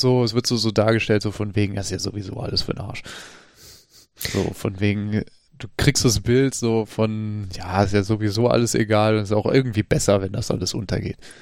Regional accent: United States; ich bin halt Amerikaner.

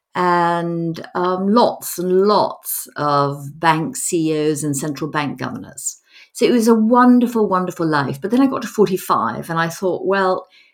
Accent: Madrid, Community of Madrid, Spain; moved away; also born or lived in United States / London; I was brought up in Madrid

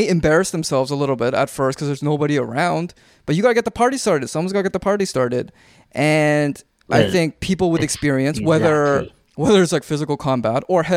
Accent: Canada; we grew up in Canada

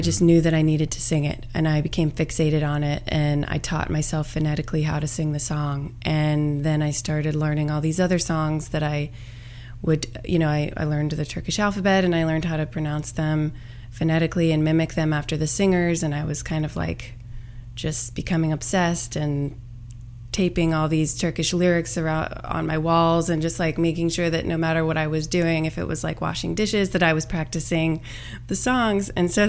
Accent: Roanoke, Virginia, United States; In Roanoke, Virginia.

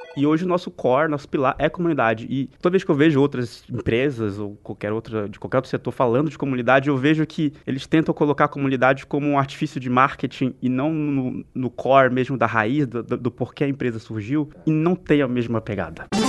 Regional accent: interior of Porto Alegre, Rio Grande do Sul, Brazil; eu sou lá do interior de Porto Alegre

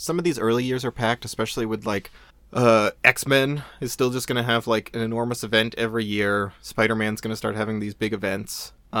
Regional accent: New England, United States; I didn't want to be, you know, just Red Sox because I'm from New England.

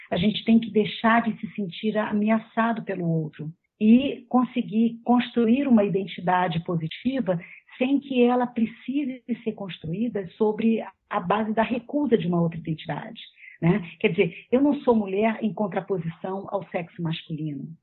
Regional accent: Rio de Janeiro, Brazil; Mas, por exemplo, eu sou carioca porque eu me identifico com uma certa forma de estar no mundo que diz respeito às pessoas que vivem no Rio de Janeir

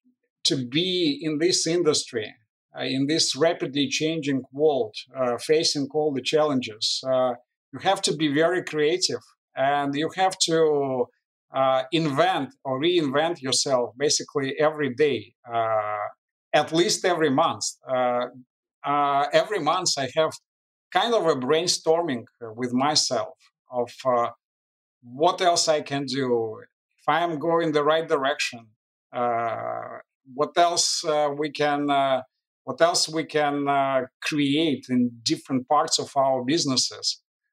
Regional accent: Moscow, Russia; English is a second language; Well, believe it or not, we didn't know any other life. We didn't travel at that time. So although the life was not easy in the former Soviet Union

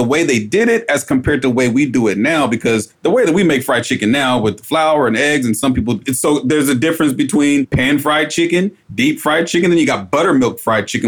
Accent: Inglewood, California, United States; I was born in Inglewood, California

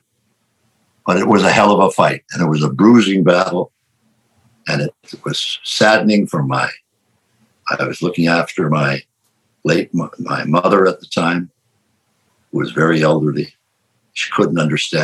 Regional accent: Canada; I'm a Canadian.

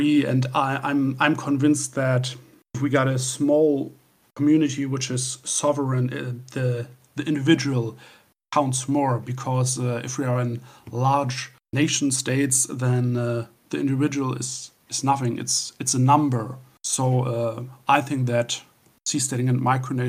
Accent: Northern Germany, Germany; from Northern Germany.

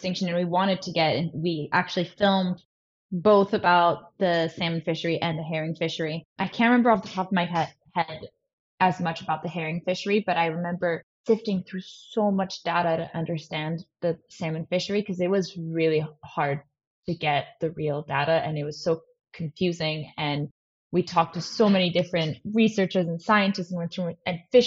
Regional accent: Paris, Île-de-France, France; now in Vancouver Island, Canada; I grew up in France, in Paris, which not a lot of people know, which is funny because now I'm on Vancouver Island

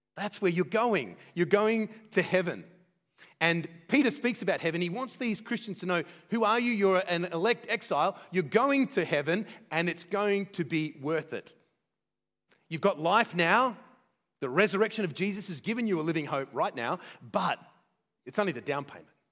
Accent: Australia; as Australian

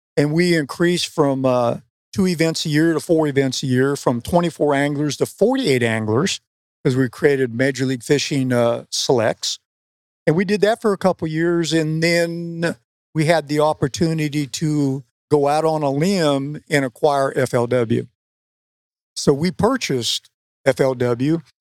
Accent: West Coast, United States; moved away; I grew up on the West Coast

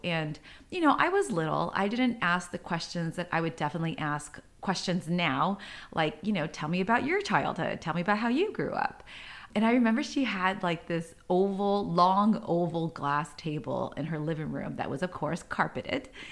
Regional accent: San Diego, California, United States; I grew up in San Diego. I was originally, uh, born and raised in a not so nice neighborhood

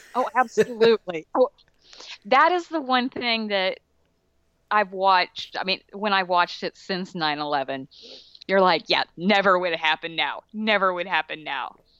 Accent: Alabama, United States; I grew up in Alabama.

